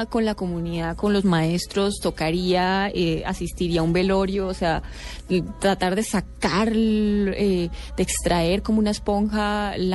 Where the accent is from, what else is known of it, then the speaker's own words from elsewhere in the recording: Andean region, Colombia; somos los cachacos